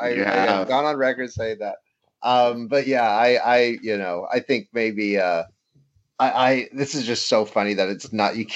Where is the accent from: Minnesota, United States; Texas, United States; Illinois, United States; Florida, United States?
Florida, United States; I grew up in Florida